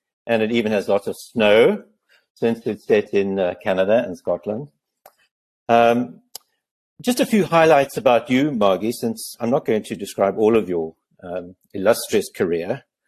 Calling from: Cape Town, Western Cape, South Africa; I now have a position as a research associate at the University of the Western Cape here in Cape Town, which is where I'm speaking to you from.

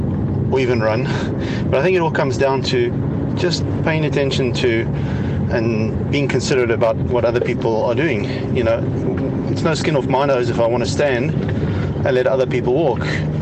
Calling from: France; Hi guys, I'm listening from France, and here in Europe we have lots of escalators

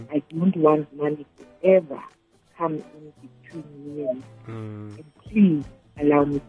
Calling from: Benoni, Gauteng, South Africa; I'm calling from Benoni.

